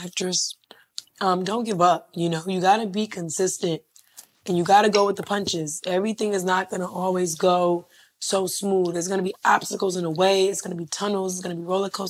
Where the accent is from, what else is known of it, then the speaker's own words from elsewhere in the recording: South Carolina, United States; also born or lived in Miami / Charlotte; now in Atlanta, United States; I grew up in South Carolina, too